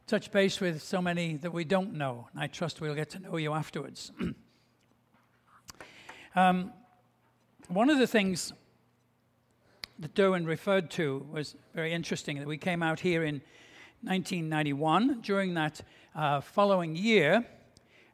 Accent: England, United Kingdom; I grew up in England just after the beginning of the Second World War.

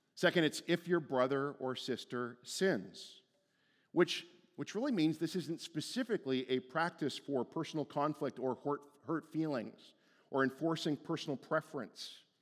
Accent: Stouffville, Ontario, Canada; moved away as an adult; Stouffville was where I went to high school. Li-, like, that was my hometown.

